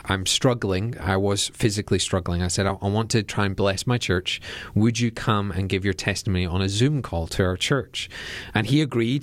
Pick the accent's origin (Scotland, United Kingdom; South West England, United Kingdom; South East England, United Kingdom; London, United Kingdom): Scotland, United Kingdom; Edinburgh; our church that sits right in the middle of Edinburgh